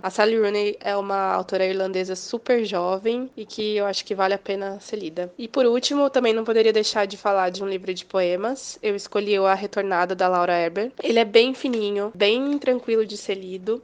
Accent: São Paulo, Brazil; sou paulista

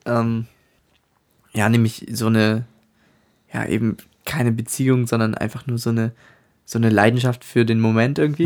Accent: Northern Germany, Germany; ich aus dem Norden von Deutschland bin und das meine Heimat ist

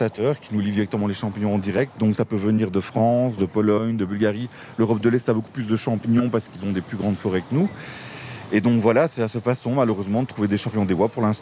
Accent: Florennes, Wallonia, Belgium; Je viens de Florus.

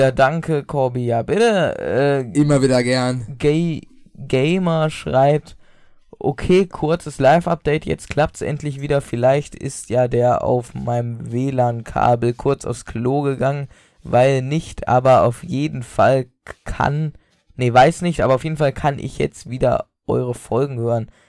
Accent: Austria; ich bin Österreicher.

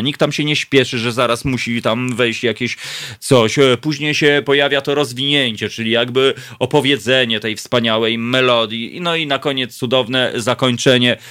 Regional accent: Warsaw, Masovian Voivodeship, Poland; urodziłem się na Grochowie

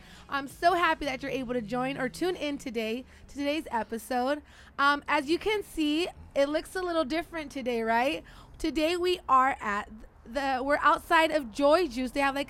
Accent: Bakersfield, California, United States; I'm from Bakersfield.

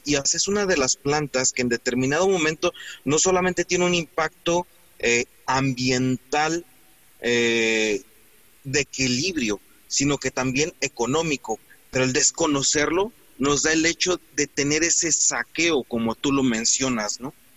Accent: Mexico; los mexicanos no somos como nos pintan

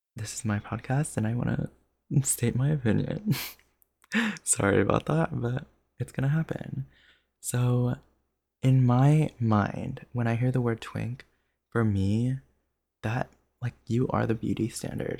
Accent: Jersey Shore, New Jersey, United States; moved away as an adult; now in Los Angeles, United States; I have life experience from living eighteen years in New Jersey

